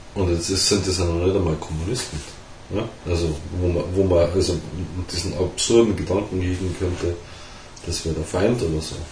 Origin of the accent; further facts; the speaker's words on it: Germany; bei uns in Deutschland